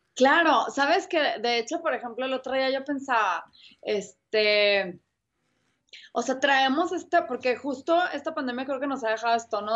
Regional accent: Mexico

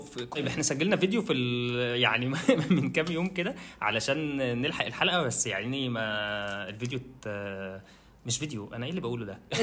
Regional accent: Egypt; عندنا في مصر

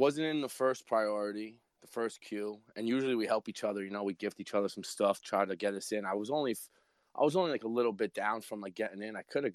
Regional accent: New Jersey, United States; I'm from Jersey.

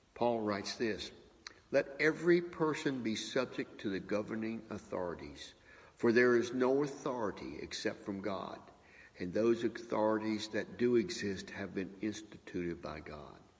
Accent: United States; as a Christian and I believe as an American

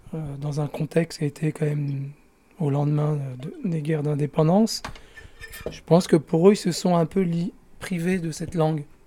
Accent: Paris region, Île-de-France, France; first language Algerian Arabic; Je suis euh, né en région parisienne.

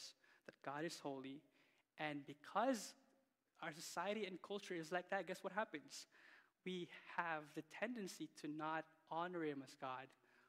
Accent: Philippines; now in Canada; growing up in the Philippines

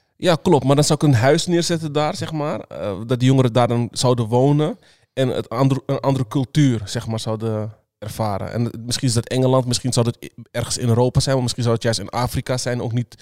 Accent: Netherlands; also born or lived in Suriname; ik ben gewoon hier geboren in Nederland

